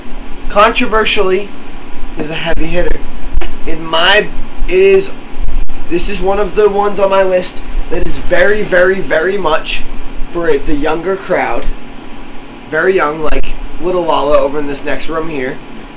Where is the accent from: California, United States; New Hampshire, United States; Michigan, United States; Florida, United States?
New Hampshire, United States; we are all from New Hampshire, but pronouncing our name as if we are from Mass.